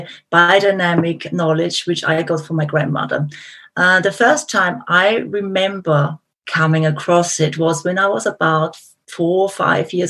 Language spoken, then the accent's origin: English; Austria; accent: Austrian; moved away; I'm originally from Austria, so my accent maybe is a giveaway.